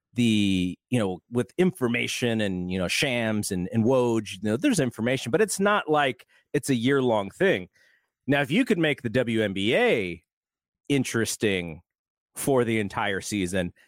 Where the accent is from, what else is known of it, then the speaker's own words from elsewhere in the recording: Bay Area, California, United States; when I was growing up in the Bay Area in the mid to late eighties